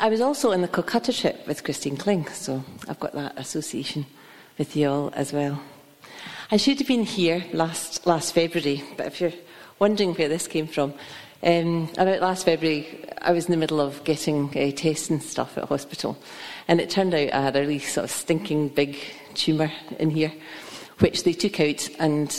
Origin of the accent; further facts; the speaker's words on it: Kilmarnock, Scotland, United Kingdom; moved away; I'm originally from Kilmarnock